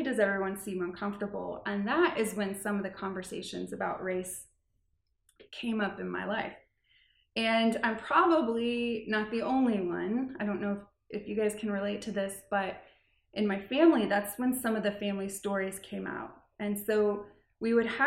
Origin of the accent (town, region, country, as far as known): Lee's Summit, Missouri, United States; born or raised there; also born or lived in Kansas City, Missouri